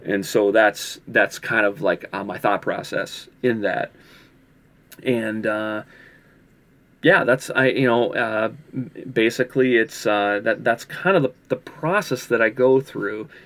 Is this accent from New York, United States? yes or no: no; Minneapolis, Minnesota, United States; also born or lived in California; I moved back from California, moved, uh, back to, to, to Minneapolis